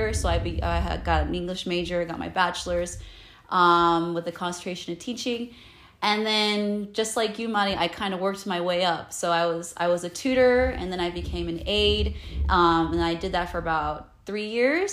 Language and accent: English; Pomona, California, United States; I was born in Pomona. So I live in Southern California right now